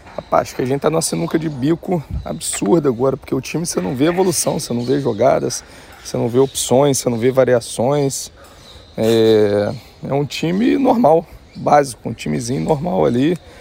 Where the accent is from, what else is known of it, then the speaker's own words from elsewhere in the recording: Barra Mansa, Rio de Janeiro, Brazil; moved away as an adult; now in Luanda, Angola; sou de Barra Mansa, interior do Rio, moro em Luanda, Angola